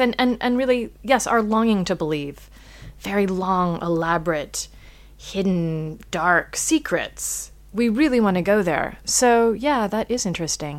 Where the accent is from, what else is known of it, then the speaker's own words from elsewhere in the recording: United States; as an American